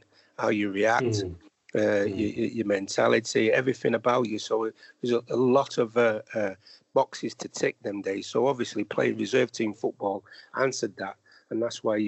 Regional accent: Manchester, North West England, United Kingdom; when I grew up in Manchester, it was very difficult, obviously, being I lived in an area called Longside, which is near Moss Side

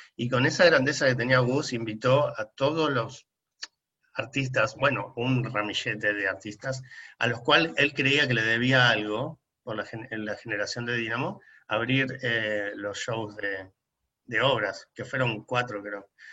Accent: La Plata, Buenos Aires Province, Argentina; moved away as an adult; now in Buenos Aires, Argentina; soy re platense

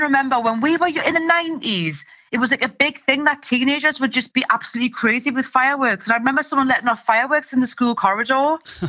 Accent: North East England, United Kingdom; accent: Geordie; But my accent's gone all weird from doing comedy because I've had to soften it and change it and adapt it so everyone can understand. And now I can hear myself saying Scouse things, which is just diabolical to mix Geordie and Scouse.

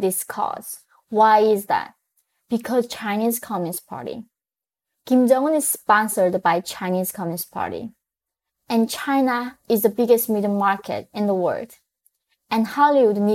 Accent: North Korea; moved away; I was born in North Korea

